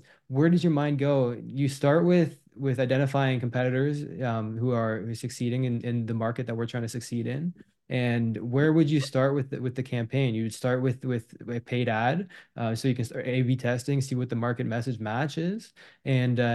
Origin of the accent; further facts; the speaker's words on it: Ontario, Canada; moved away as an adult; now in Quebec, Canada; I grew up in Ontario, so there was less snow where I grew up.